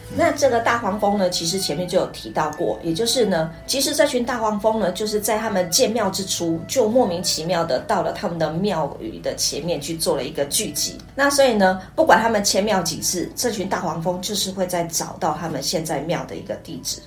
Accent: Xinhua, Tainan, Taiwan; 我是新化人

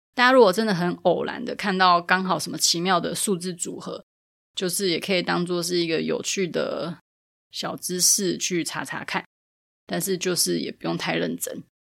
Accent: Taipei, Taiwan; 因为我是台北人

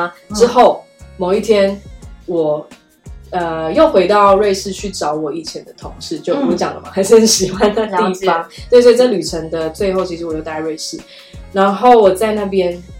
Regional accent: Germany; Chinese is a second language; 我们德国人传讯息也很少，他们不太浪费时间在社交媒体。

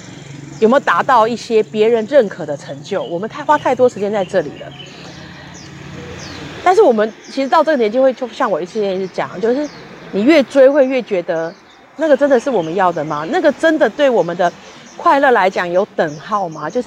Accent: Taipei, Taiwan; now in Yunlin, Taiwan; 比方说，我以前在台北就觉得啊，都乡下人好可怜，怎么样怎么样怎么样。现在我才真的有时候自己觉得我们台北人好可怜

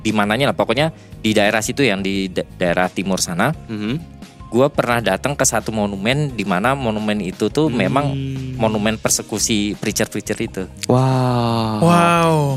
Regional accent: Indonesia; now in Japan; Orang Indonesia

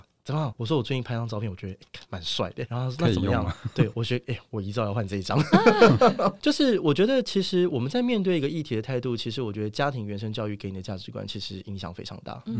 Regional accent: Taiwan; 我觉得台湾很多邪教啊，我都承认啊。我我小时候在这个环境下长大，我神棍看多了

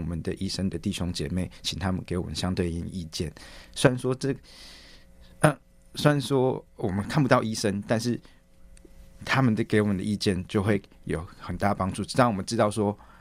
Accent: Taiwan; moved away as an adult; now in Scotland, United Kingdom; 跟家人一起团聚，然后也顺便回来投票，来参与台湾的未来

